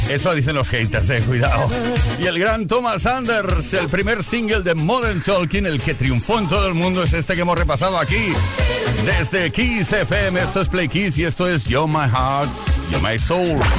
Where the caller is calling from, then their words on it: Madrid, Community of Madrid, Spain; Un saludo muy grande desde Madrid.